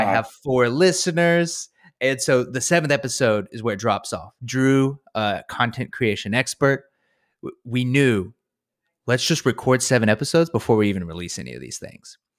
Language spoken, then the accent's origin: English; North Carolina, United States; I'm from North Carolina